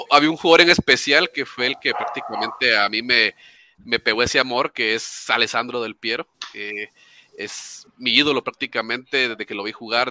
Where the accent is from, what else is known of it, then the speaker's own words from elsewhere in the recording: Nicaragua; now in Guatemala; soy, soy de Guatemala, bueno, nicaragüense, pero vivo en Guatemala.